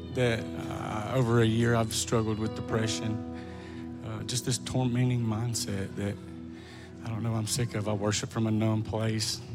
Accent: Alabama, United States; Tala, Alabama

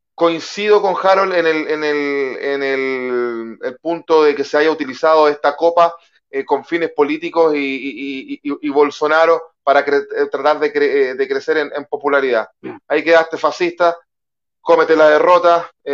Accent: Chile

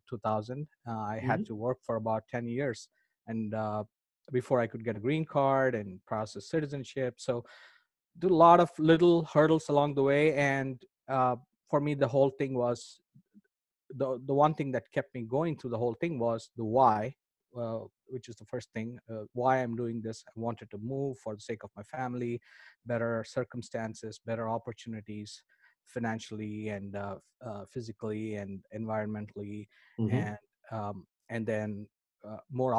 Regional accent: India; I grew up in India.

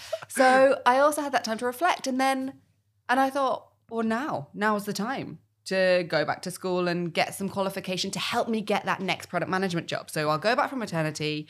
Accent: United Kingdom; I'm also British

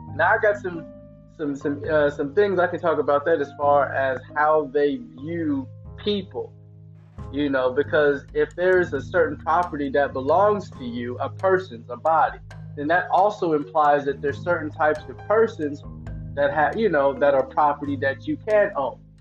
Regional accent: the Bay Area, California, United States; I'm from the Bay Area

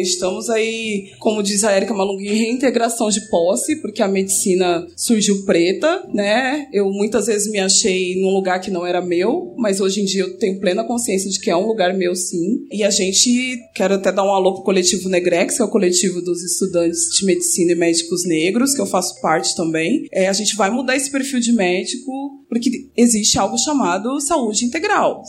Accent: São Paulo, Brazil; moved away as an adult; also born or lived in Niterói; eu sou nascida aqui em São Paulo, mas me mudei em 2010 para Niterói para fazer faculdade de medicina.

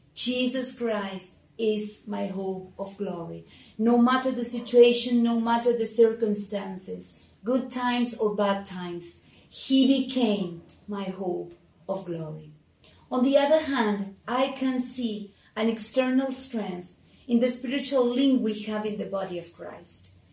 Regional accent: Argentina; I am from Argentina.

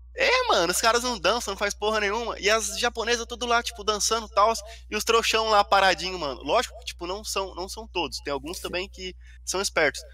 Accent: Brazil; moved away as an adult; now in Japan; sou brasileiro

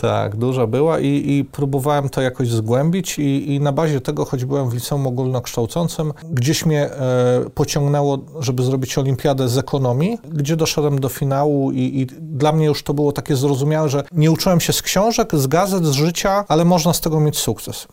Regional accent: Lublin, Lublin Voivodeship, Poland; byłem w jednym z elitar elitarnych liceów e, Lublina, w liceum e, imienia Jana Hetmana Zamojskiego

